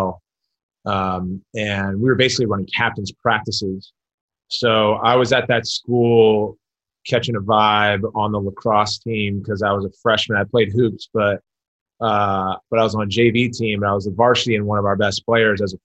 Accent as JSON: {"language": "English", "town": "Montgomery Village", "region": "Maryland", "country": "United States", "tie": "born or raised there", "said": "I grew up in Maryland"}